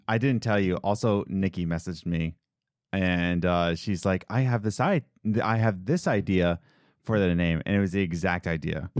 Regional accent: Philadelphia, Pennsylvania, United States; moved away; I'm from Philadelphia

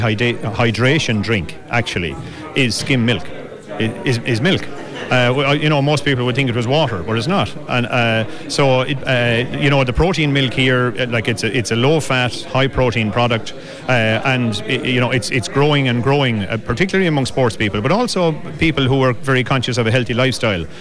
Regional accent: Ballyragget, Leinster, Ireland; growing up in Ballyregget

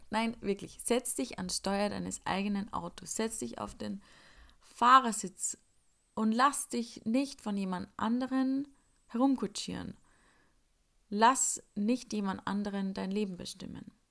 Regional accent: Upper Austria, Austria; now in Salzburg, Austria; ich komme eigentlich aus Oberösterreich und lebe jetzt in Salzburg und an den Wochenenden fahre ich dann noch oft heim mit den Öffis.

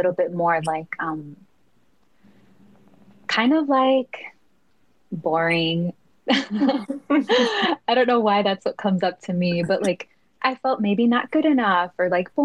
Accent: Chicago, Illinois, United States; moved away as an adult; We grew up in the same neighborhood. We come from the Back of the Yards, which is a Southside Chicago community

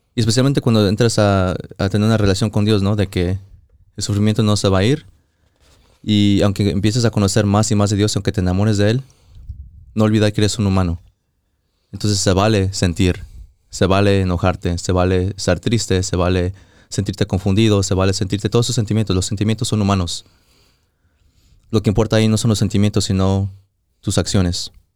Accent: Mexico; moved away; fui a México, íbamos manejando para mi pueblo

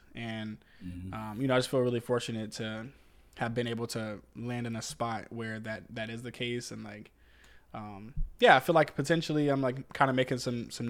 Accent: Southern Virginia, United States; moved away as an adult; now in Northern Virginia, United States; I'm from Southern Virginia. So like knowing all of your neighbors and knowing them by name and, you know, just being a little more personable is kind of where I come from.

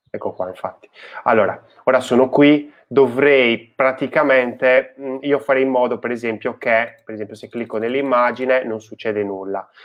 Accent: Sardinia, Italy; nel mio paese, in Sardegna

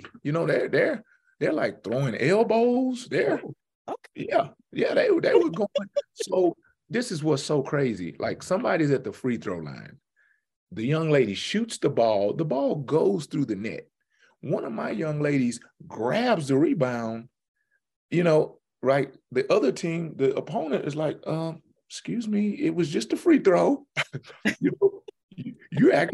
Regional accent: Houston, Texas, United States; I'm from Houston, very big city

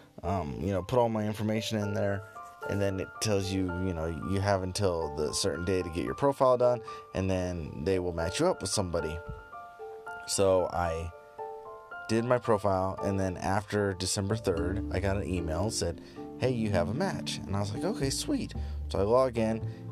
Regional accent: United States; me being an American tourist

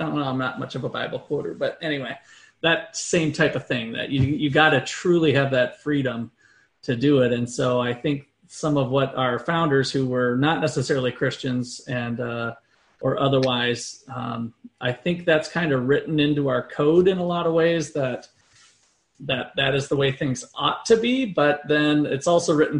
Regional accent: Minnesota, United States; also born or lived in Iowa; now in Kansas, United States; I grew up in Minnesota, moved to Iowa, and then I came to Kansas

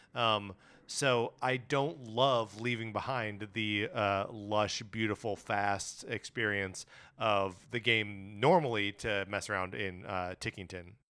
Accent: Wisconsin, United States; now in Los Angeles, United States; growing up in Wisconsin

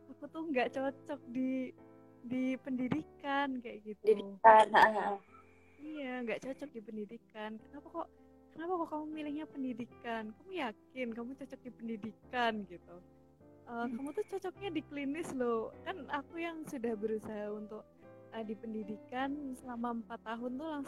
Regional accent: Yogyakarta, Special Region of Yogyakarta, Indonesia; Karena uh, di Jogja semua, jadi aku asli Jogja dan aku tidak boleh kemana-mana

